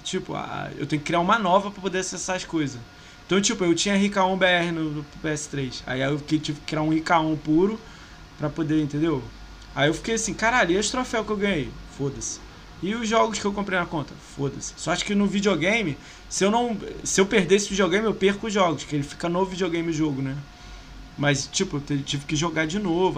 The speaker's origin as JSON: {"language": "Portuguese", "country": "Brazil", "said": "eu sou brasileiro"}